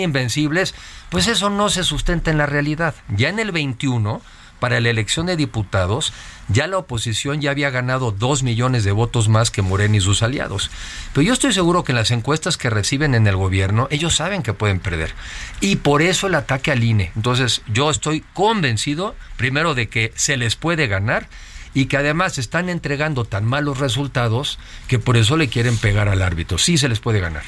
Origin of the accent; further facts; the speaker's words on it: Mexico; somos mexicanos eh, muy diferentes